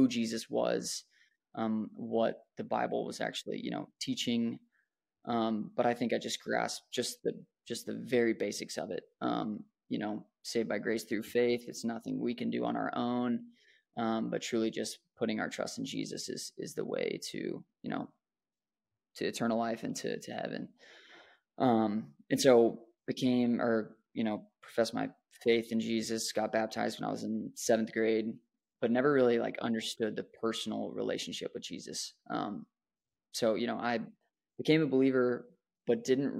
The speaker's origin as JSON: {"language": "English", "town": "Dallas", "region": "Texas", "country": "United States", "tie": "born or raised there", "said": "I was born in the Dallas, Texas area to two awesome parents"}